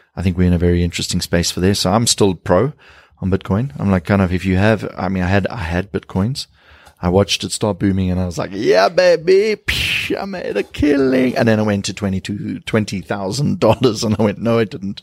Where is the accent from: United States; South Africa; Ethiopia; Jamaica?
South Africa